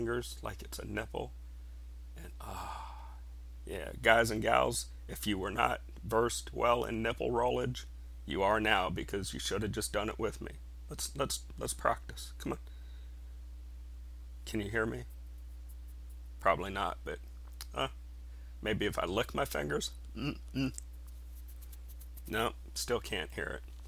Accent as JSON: {"language": "English", "region": "Ohio", "country": "United States", "tie": "born or raised there", "said": "I was born in Ohio"}